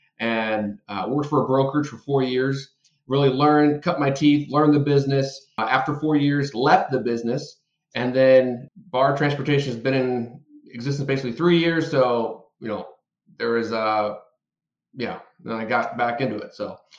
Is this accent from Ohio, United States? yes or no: yes; Dayton, Ohio, United States; now in Charlotte, United States; Dayton, Ohio. Yeah, grew up in Dayton.